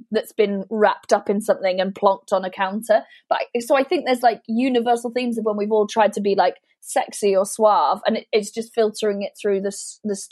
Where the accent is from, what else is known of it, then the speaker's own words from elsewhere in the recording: Welsh, Wales, United Kingdom; I didn't feel quite Welsh enough